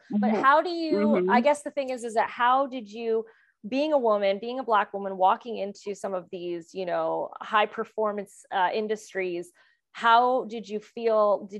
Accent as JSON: {"language": "English", "town": "Kansas City", "region": "Missouri", "country": "United States", "tie": "born or raised there", "also_born_or_lived": "France / California / Las Vegas", "said": "had already moved internationally when I was 2 years old from France to the United States. And then I grew up in Kansas City and moved to California and then moved to Las Vegas."}